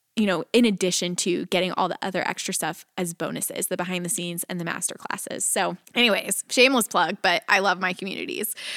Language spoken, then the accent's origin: English; Texas, United States; moved away as an adult; now in Nashville, United States; I was leaving my hometown in Texas